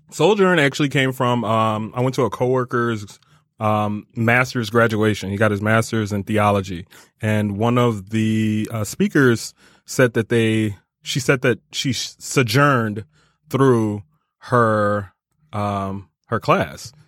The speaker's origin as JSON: {"language": "English", "town": "Rochester Hills", "region": "Michigan", "country": "United States", "tie": "born or raised there", "lives_now": "Detroit, United States", "said": "I grew up in Rochester Hills, um, and then came to Detroit by way of Wayne State in two thousand four"}